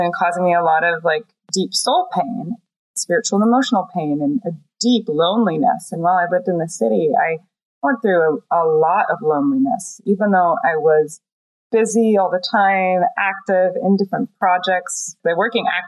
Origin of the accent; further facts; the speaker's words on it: East Coast, United States; as a young teenager growing up on the East Coast